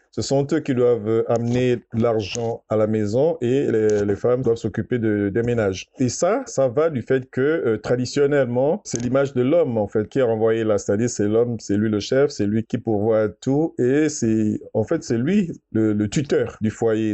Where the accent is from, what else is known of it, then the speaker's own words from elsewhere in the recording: Gabon; Chez nous, au Gabon